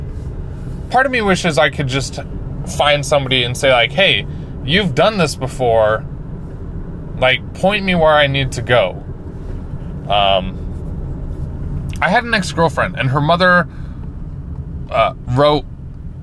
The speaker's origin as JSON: {"language": "English", "town": "Layton", "region": "Utah", "country": "United States", "said": "where are you from? And I said, Layton"}